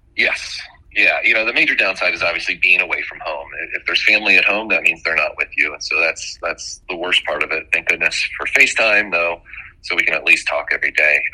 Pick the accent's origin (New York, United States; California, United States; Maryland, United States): Maryland, United States; Bethesda; I grew up right outside of Washington D.C. in Bethesda, Maryland